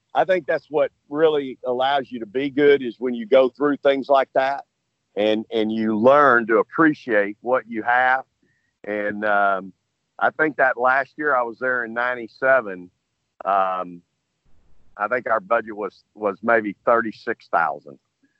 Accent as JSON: {"language": "English", "town": "LaGrange", "region": "Texas", "country": "United States", "tie": "born or raised there", "said": "I'm back now 65 miles from where I grew up on weekends in LaGrange, Texas, at my grandmother's house, where both my mother and father are buried."}